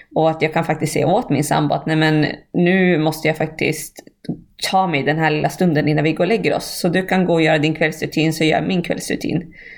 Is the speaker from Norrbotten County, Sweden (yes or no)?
no; Bjurholm, Västerbotten County, Sweden; moved away; där jag kommer ifrån, Bjurholm.